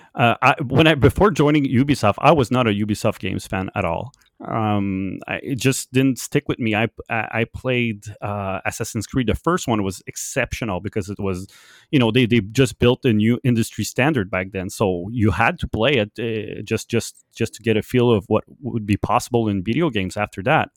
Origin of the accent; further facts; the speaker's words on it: Canada; English is a second language; I'm, I'm French Canadian and I learned my English a lot because of video games